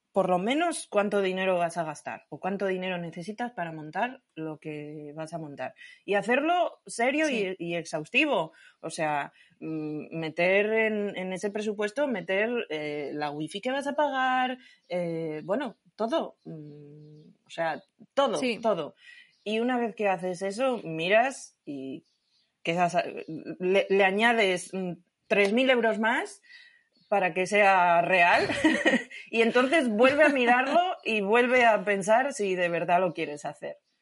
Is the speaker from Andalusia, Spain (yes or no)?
no; Asturias, Spain; soy de Asturias